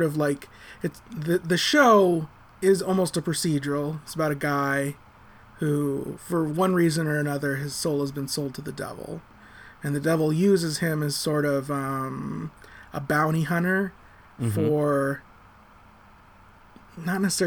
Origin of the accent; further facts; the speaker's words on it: United States; I'm American